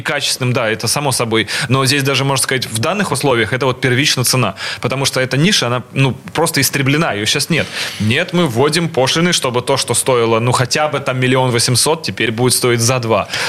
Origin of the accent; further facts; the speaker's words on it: Saint Petersburg, Russia; касательно Питера всё-таки, мой родной город